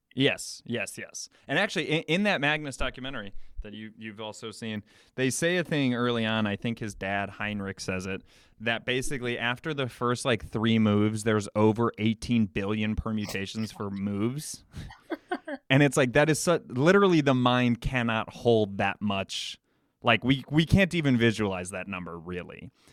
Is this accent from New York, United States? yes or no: no; Chicago, Illinois, United States; I come from, I'm from Chicago